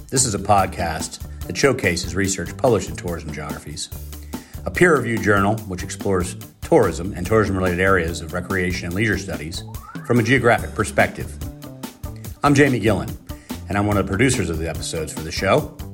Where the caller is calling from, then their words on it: Hilton Head Island, South Carolina, United States; I'm calling in from Hilton Head Island, beautiful Hilton Head Island, South Carolina